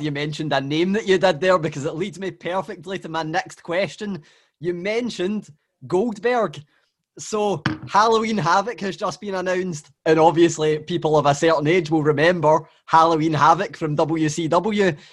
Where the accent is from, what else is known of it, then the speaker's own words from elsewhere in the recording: Scotland, United Kingdom; I'm from Scotland